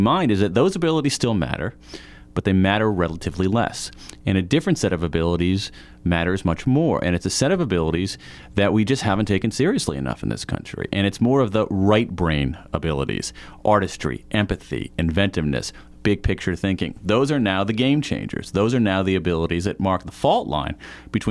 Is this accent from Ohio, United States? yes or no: yes; Columbus, Ohio, United States; I grew up in Columbus, Ohio